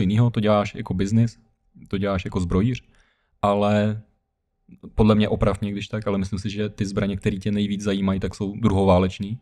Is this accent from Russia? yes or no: no; Ukraine; now in Czech Republic; pocházím z Ukrajiny